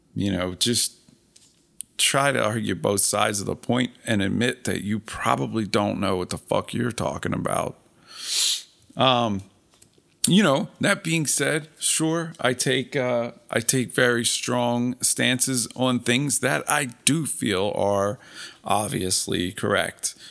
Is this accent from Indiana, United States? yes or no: no; Philadelphia, Pennsylvania, United States; I'm from Philadelphia